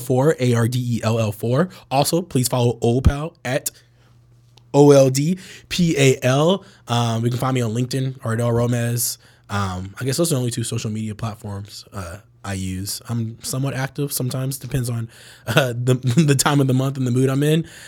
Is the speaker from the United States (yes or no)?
yes; Bay Area, California, United States; I grew up in the Bay Area, like, full context, most progressive area in the whole country